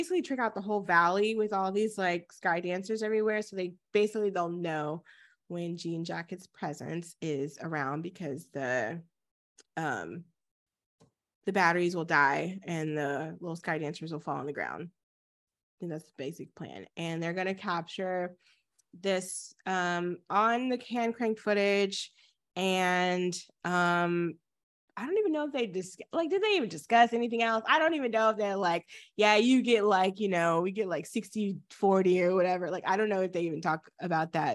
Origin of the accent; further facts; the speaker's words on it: Texas, United States; moved away; We live there because it's our home. I'm not there currently, but it's home to me